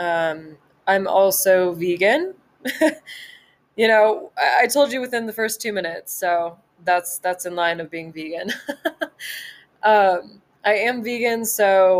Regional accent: Southern California, United States; moved away as an adult; now in Montana, United States; I grew up in Southern California, which I don't know if you could tell from my voice, but I've lived there my whole life and I was born and raised Southern California

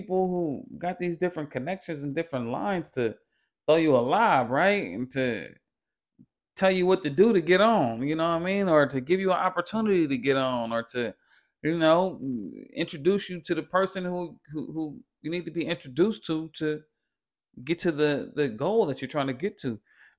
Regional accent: California, United States; You know, you way from New York, I'm way from California.

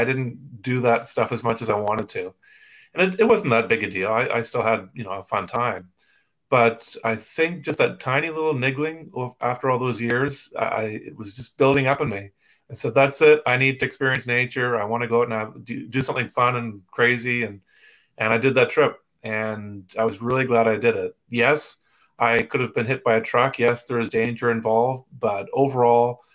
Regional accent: East Coast of Canada, Canada; I grew up in the East Coast of Canada

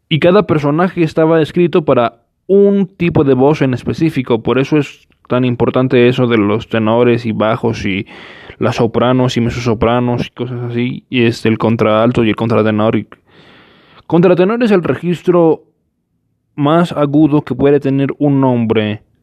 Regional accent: Mexico; Eh, ustedes disculparán, soy mexicano.

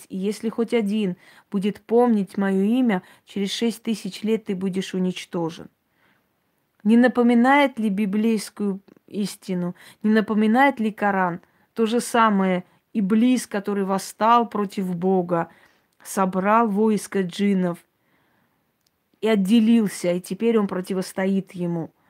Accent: Georgia; Гардманское княжество – который сейчас входит в Грузию, называется Гордобанское княжество. Я родилась там. Вот я из Гордманского княжества.

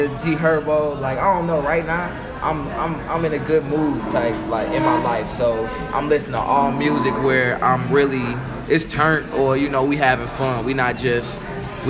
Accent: Chicago, Illinois, United States; moved away as an adult; now in Tulsa, United States; born and raised in Chicago

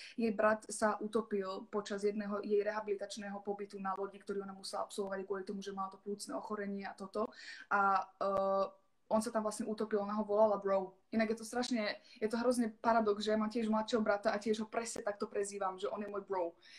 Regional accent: Germany; ja som vyrastala v Nemecku

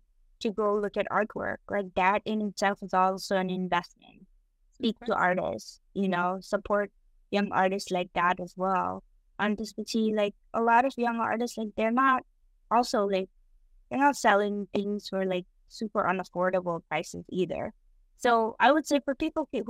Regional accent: Kathmandu, Bagmati, Nepal; now in Boston, United States; When I was growing up in Nepal

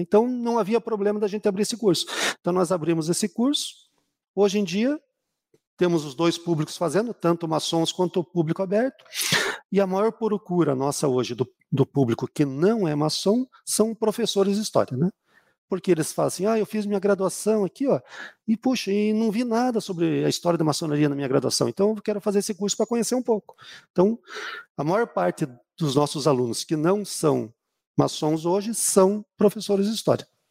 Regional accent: Curitiba, Paraná, Brazil; also born or lived in Rio de Janeiro; Eu sou de Curitiba

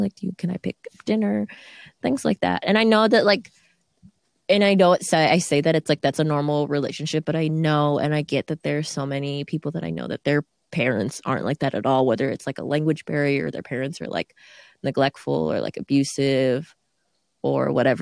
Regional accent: Burnsville, Minnesota, United States; That's where I was born

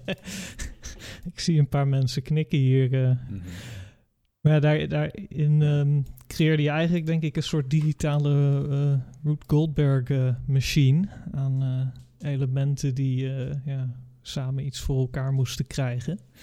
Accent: Curaçao; moved away as an adult; now in Netherlands; Ik ben opgegroeid op Curaçao, aan de andere kant van eh, de wereld

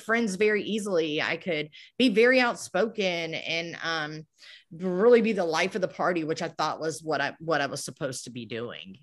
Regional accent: Moncks Corner, South Carolina, United States; I'm actually from Monk's Corner, South Carolina. It's a little town here, um, near Charleston, about thirty miles

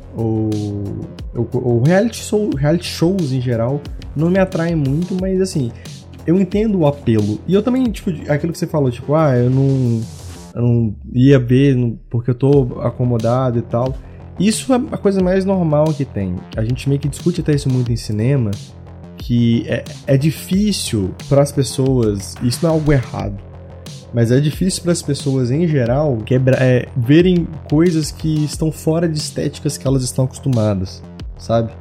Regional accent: Minas Gerais, Brazil; eu sou de Minas

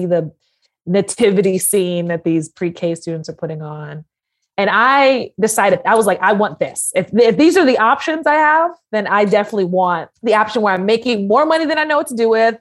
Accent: New York City, New York, United States; I grew up in Harlem after my family got out of the military. So I'm originally from Harlem

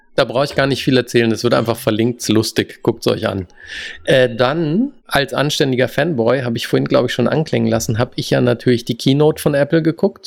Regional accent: Germany; first language German; moved away as an adult; now in United States; unsere Muttersprache

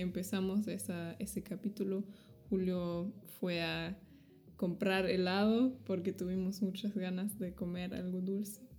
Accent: Germany; soy de Alemania

